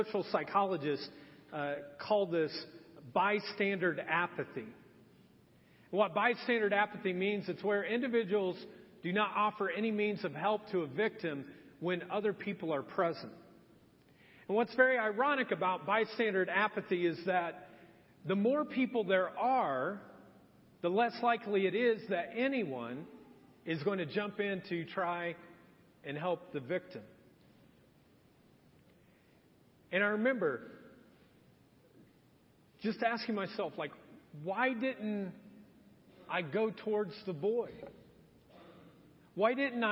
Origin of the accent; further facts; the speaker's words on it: Marion, Indiana, United States; also born or lived in Edgewood, Indiana; My eighth grade year of middle school, my dad had decided we were going to move, and we moved from Marion, Indiana to Anderson.